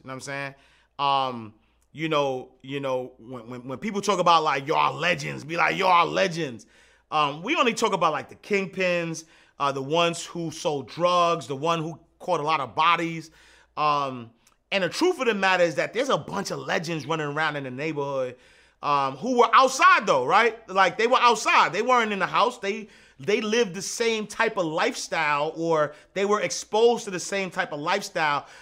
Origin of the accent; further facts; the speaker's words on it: New York City, New York, United States; Saint, Saint Nick Projects, Hudsway Knife Street, Eighth Avenue. Born and raised, Harlem.